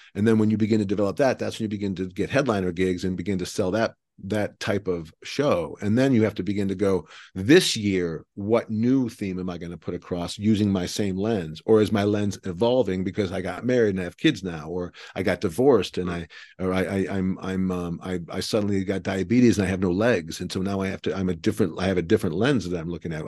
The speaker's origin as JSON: {"language": "English", "town": "Cleveland", "region": "Ohio", "country": "United States", "moved": "yes", "lives_now": "Texas, United States", "said": "I live in Texas, but I'm from Cleveland"}